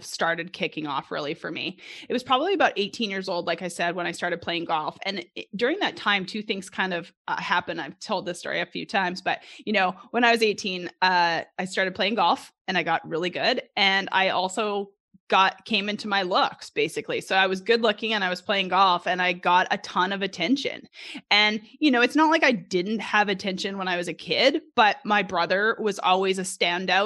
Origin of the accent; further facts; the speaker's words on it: Edmonton, Alberta, Canada; moved away as an adult; now in Little Rock, United States; grew up in Edmonton, Alberta, right outside of Edmonton until I was about 10 or 11 years old, moved to the city